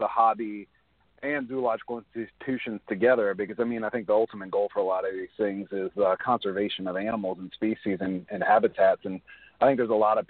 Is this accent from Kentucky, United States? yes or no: yes; northern Kentucky, United States; I grew up in Kentucky, northern Kentucky.